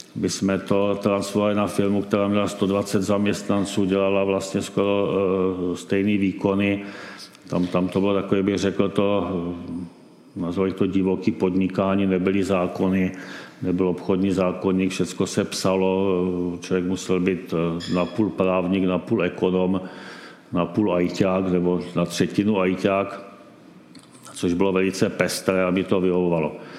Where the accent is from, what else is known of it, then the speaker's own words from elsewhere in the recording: Czechia; jsme prostě Češi